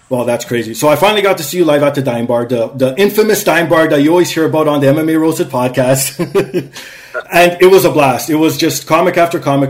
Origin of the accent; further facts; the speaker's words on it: Canada; also born or lived in Toronto; I'm a Canadian.